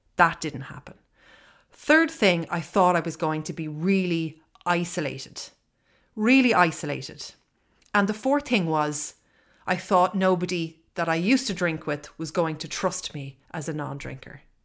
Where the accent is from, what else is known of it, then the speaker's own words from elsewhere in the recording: Ireland; I am living in Ireland. I am Irish.